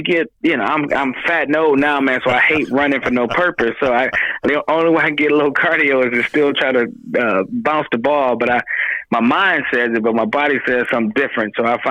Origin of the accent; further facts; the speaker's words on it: Detroit, Michigan, United States; moved away as an adult; also born or lived in Mississippi; And so I'm born and raised in Detroit, so I'm known by everybody in Detroit as